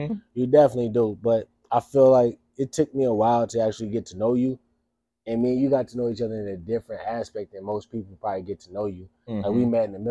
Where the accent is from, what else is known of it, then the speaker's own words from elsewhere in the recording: St. Louis, Missouri, United States; I'm from St. Louis. So almost half of the black kids from St. Louis, we go to fucking charter schools